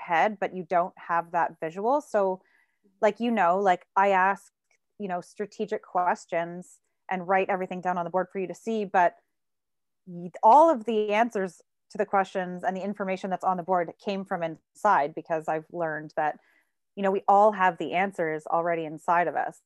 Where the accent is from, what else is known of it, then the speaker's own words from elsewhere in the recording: Burlington, Ontario, Canada; also born or lived in Toronto / Hamilton; I grew up in Burlington, Ontario. And then I moved to Toronto when I turned 19